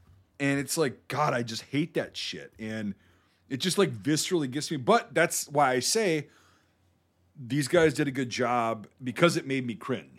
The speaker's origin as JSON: {"language": "English", "country": "United States", "said": "I'm an American."}